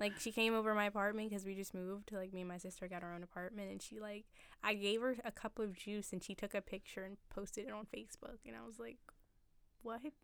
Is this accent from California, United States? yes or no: no; Upper Darby, Pennsylvania, United States; also born or lived in Philadelphia; I lived in Upper Darby. I went there for, like, the bulk of my life, all the schools and whatnot